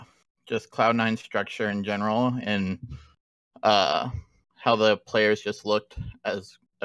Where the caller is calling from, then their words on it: Newton, Iowa, United States; I'm calling from Iowa.